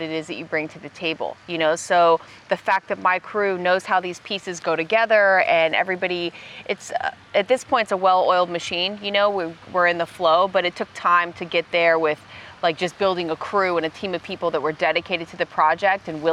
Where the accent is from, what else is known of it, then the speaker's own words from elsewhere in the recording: Orlando, Florida, United States; also born or lived in Tampa, Florida / Tallahassee, Florida; I grew up in Orlando. I was born in Tampa, then did middle school, high school in Orlando